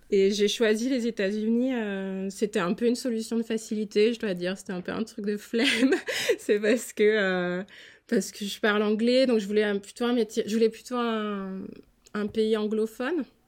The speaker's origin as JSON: {"language": "French", "town": "Strasbourg", "region": "Grand Est", "country": "France", "moved": "as an adult", "lives_now": "Philadelphia, United States", "said": "je suis originaire de Strasbourg en Alsace"}